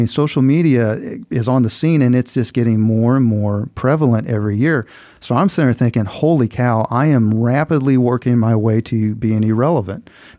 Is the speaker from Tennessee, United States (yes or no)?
no; Missouri, United States; I'm originally from Southeast Missouri, which, you know, you will chuckle, all you Southern boys down here, but, you know, Southeast Missouri had more in common with Memphis than it did with the rest of Missouri, right? It was a pretty Southern-ish, country-ish upbringing.